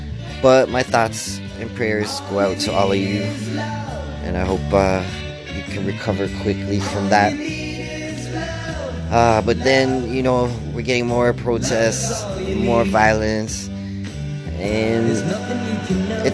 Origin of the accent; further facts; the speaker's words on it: Canada; I'm part Ukrainian, and being Canadian